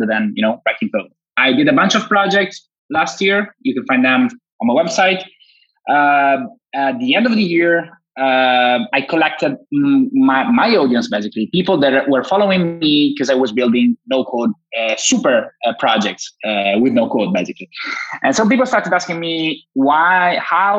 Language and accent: English; Italy; from Italy, computer engineer, graduated 7 years ago, started my own agency here in Turin